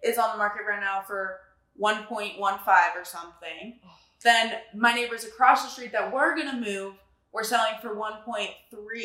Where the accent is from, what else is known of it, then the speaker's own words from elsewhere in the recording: Castle Rock, Colorado, United States; moved away as an adult; also born or lived in Virginia; now in Utah, United States; I'm from Castle Rock, but it's right between Denver and Colorado Springs. I moved from Virginia, actually, when I was going into sixth grade